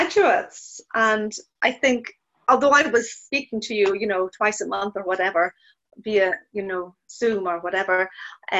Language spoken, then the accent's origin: English; Ireland; now in New Haven; being Irish as well